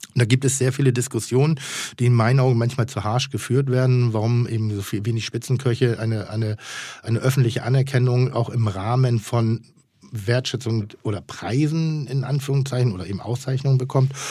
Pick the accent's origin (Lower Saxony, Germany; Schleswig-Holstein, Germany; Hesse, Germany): Schleswig-Holstein, Germany; Pinneberg; also born or lived in Elmshorn; ich bin geborener Emzorner und in Pinneberg groß geworden